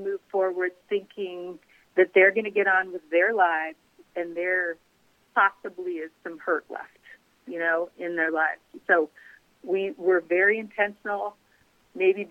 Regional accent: Grand Forks, North Dakota, United States; also born or lived in Cincinnati, Ohio; now in South Carolina, United States; I grew up in Grand Forks, North Dakota

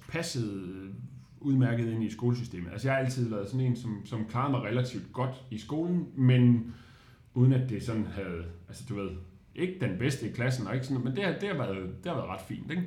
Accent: Odense, Southern Denmark, Denmark; moved away as an adult; now in Aarhus, Denmark; jeg er vokset op i Odense

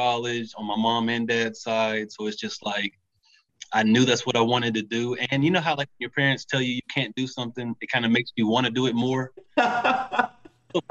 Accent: Memphis, Tennessee, United States; I'm from Memphis, Tennessee

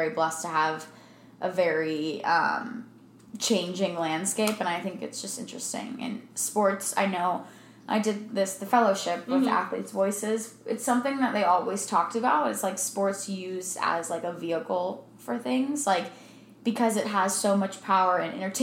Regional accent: Maryland, United States; now in Arizona, United States; I'm from Maryland

